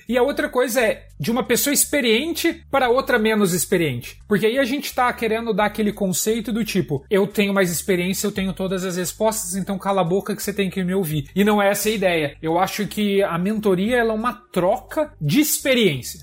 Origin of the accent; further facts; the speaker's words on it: São Paulo, Brazil; moved away as an adult; also born or lived in Curitiba, Brazil / Germany; now in Canada; eu nasci em São Paulo, mas vivi em Curitiba há muito tempo